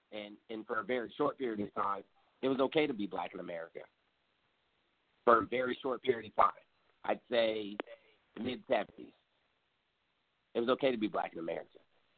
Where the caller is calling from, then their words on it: Gainesville, Virginia, United States; I'm calling from Gainesville, Virginia.